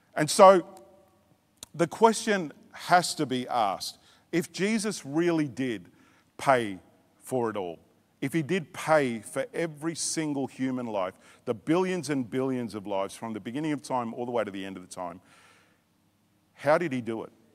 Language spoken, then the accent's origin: English; Australia; also born or lived in Tonga; I was born in Tonga, but I was raised in Australia